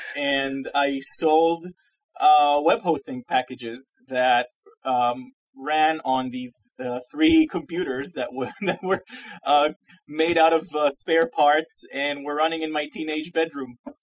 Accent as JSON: {"language": "English", "country": "Israel", "tie": "born or raised there", "moved": "as an adult", "lives_now": "Massachusetts, United States", "said": "I'm originally Israeli. I'm from Israel. Uh, I grew up and lived there, uh, you know, 30 years of my life."}